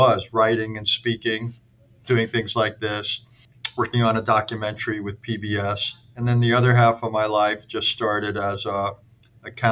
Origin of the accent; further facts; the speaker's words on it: Valley Stream, New York, United States; also born or lived in Brooklyn, New York; I was born in Brooklyn, but grew up in a Jewish family in Valley Stream, Long Island